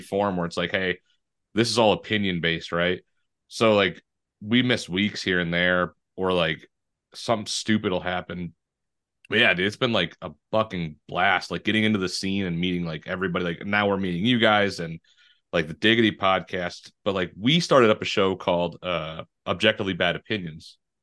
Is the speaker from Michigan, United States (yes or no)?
yes; Detroit, Michigan, United States; I grew up in Detroit